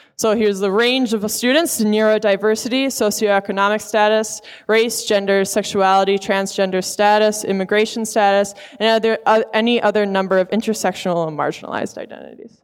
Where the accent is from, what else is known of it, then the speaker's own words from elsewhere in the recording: Providence, Rhode Island, United States; We're both from Providence